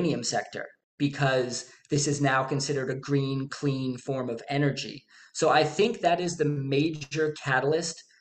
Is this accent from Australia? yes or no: no; Canada; I'm Canadian